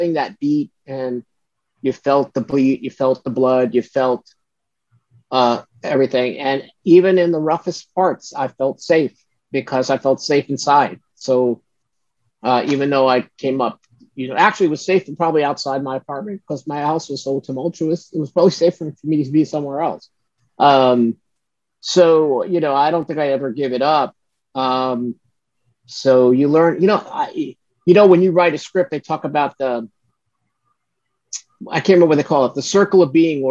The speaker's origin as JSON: {"language": "English", "town": "Brooklyn", "region": "New York", "country": "United States", "tie": "born or raised there", "said": "growing up in Brooklyn was fun"}